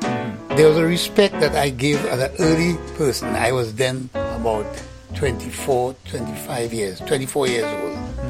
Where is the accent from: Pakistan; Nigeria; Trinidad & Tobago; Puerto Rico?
Trinidad & Tobago; moved away as an adult; also born or lived in England; I'm from Trinidad